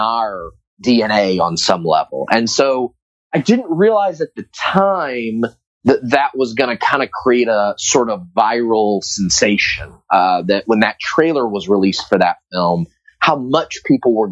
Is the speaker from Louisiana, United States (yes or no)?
no; Tampa, Florida, United States; my hometown of Tampa, Florida